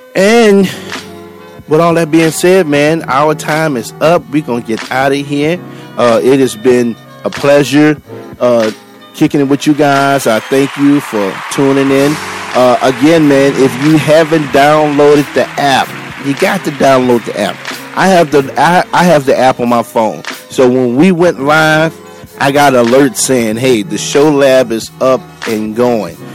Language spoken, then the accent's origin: English; New Orleans, Louisiana, United States; now in Texas, United States; I'm originally from New Orleans